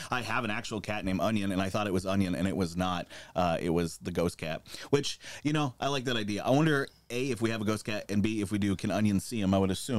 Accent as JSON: {"language": "English", "region": "Montana", "country": "United States", "said": "I also am from the area that Benoit started in. You know, I'm from Montana, and I grew up with Stampede Wrestling"}